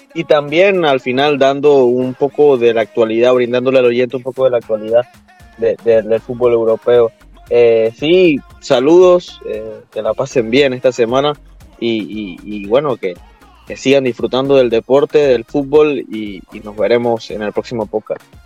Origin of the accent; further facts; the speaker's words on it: Panama; nosotros como, como panameños